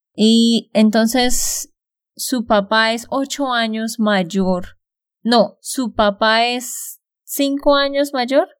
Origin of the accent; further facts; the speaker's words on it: Santander, Colombia; de Santander, Colombia